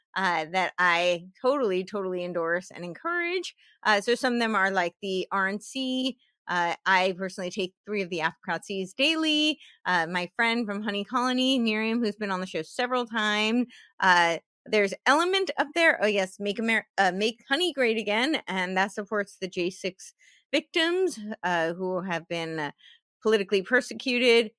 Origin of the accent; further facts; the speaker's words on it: New Jersey, United States; I grew up in New Jersey